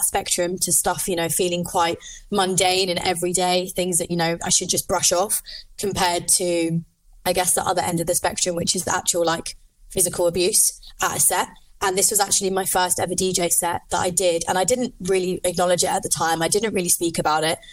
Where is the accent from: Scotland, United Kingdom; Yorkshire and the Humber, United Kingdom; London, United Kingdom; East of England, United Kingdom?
London, United Kingdom; now in Liverpool, United Kingdom; I live in Liverpool. I'm originally from London